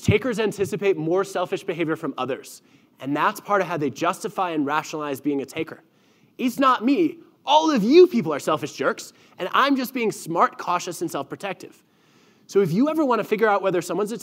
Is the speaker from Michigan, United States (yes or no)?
yes; Michigan, United States; moved away; growing up in Michigan right near the Canadian border where we actually drove south to get to Canada